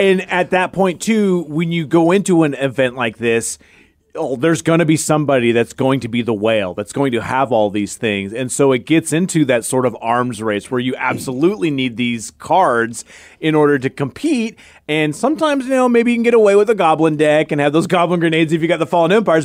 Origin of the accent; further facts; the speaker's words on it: Tacoma, Washington, United States; I'm from Tacoma